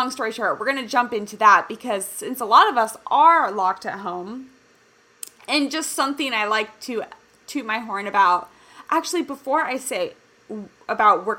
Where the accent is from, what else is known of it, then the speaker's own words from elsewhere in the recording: Kansas City, United States; now in California, United States; I was born and raised in Kansas City, and I remember, I mean, I've lived kind of in multiple places in California